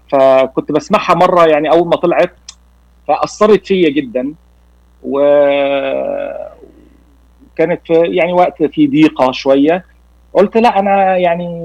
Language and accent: Arabic; Cairo, Cairo Governorate, Egypt; born there; moved away; also born or lived in Nigeria; ولدت في القاهره ولكن سافرت لمده 15 سنه في نيجيريا